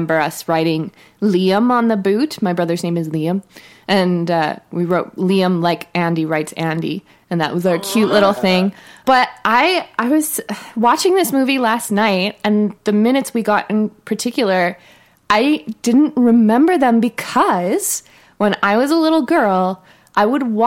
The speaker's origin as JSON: {"language": "English", "region": "Alberta", "country": "Canada", "said": "I have a question as a Canadian"}